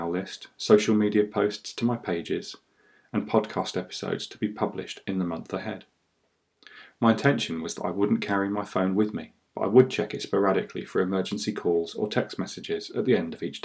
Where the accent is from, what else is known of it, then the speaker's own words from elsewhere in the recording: United Kingdom; I am British